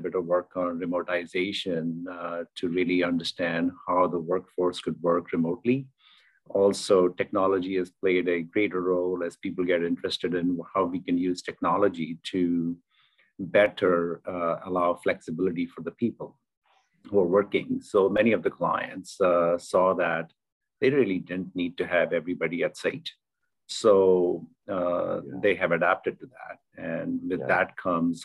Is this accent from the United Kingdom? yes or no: no; India; moved away as an adult; also born or lived in South America; Born and raised in India